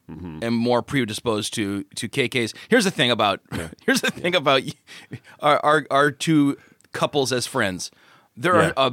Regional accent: Chicago, Illinois, United States; In my hometown, it was Polish in Chicago.

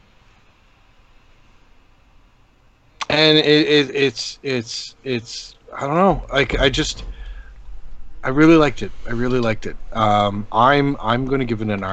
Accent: Canada; I'm Canadian and I kind of got the Canadian sensibilities behind it

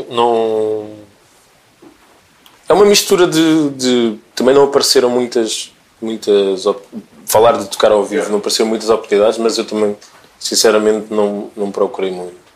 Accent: DR Congo; born there; Eu nasci no Zaire, o meu primeiro bilhete de identidade dizia Zaire.

